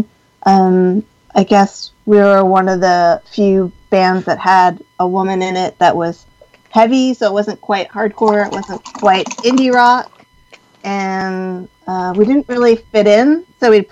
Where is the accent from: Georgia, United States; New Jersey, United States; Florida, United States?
New Jersey, United States; Saddle River; moved away as an adult; also born or lived in Hoboken, New Jersey; now in Richmond, United States; I grew up in Saddle River, so Bergen County, northern New Jersey, just like, I don't know, 35 minutes outside of New York City